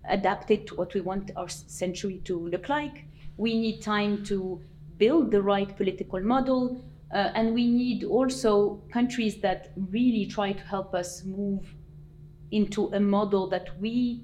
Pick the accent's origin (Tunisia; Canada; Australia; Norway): Tunisia; I come from Tunisia